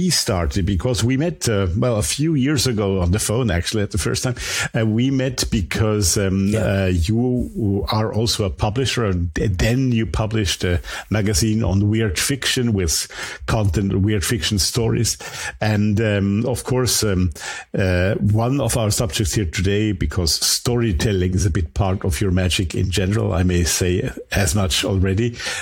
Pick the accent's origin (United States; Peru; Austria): Austria; first language German; English is a second language; an Austrian guest here from my home country